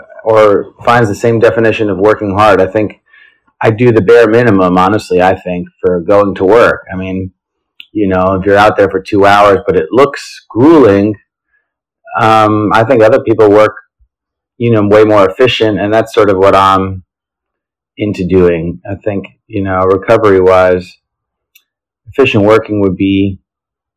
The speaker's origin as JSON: {"language": "English", "region": "New Jersey", "country": "United States", "tie": "born or raised there", "also_born_or_lived": "Los Angeles, United States / Israel", "moved": "yes", "lives_now": "New York City, United States", "said": "now I'm based in New York City, but I've lived in LA, Israel, and born and raised in New Jersey"}